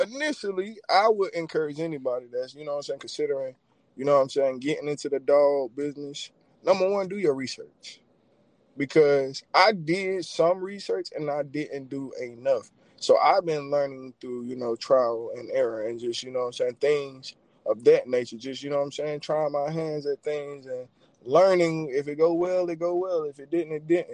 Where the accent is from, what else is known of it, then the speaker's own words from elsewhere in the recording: Rockingham, North Carolina, United States; from Rockingham, North Carolina, man, born and raised